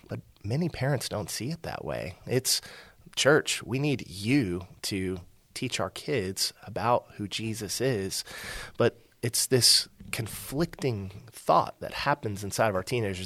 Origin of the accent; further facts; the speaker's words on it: Aledo, Texas, United States; I'm from a small town that's now a big town, Alito, uh, just west of Fort